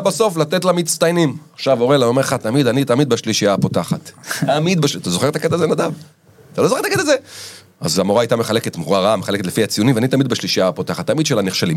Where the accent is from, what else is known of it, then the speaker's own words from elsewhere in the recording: Israel; וגדלתי בקיבוץ